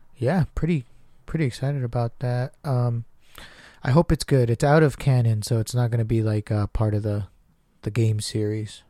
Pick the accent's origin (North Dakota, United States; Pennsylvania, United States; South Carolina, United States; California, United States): California, United States; Southern; we're from SoCal